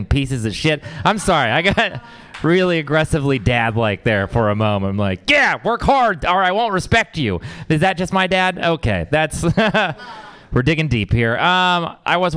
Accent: Texas, United States; I'm from Texas.

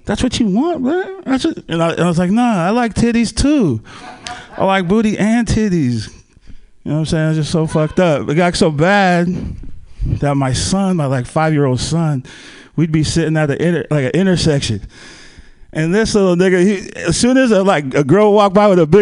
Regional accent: Palo Alto, California, United States; I'm from Silicon Valley. I grew up down there in the Bay Area, like Palo Alto area

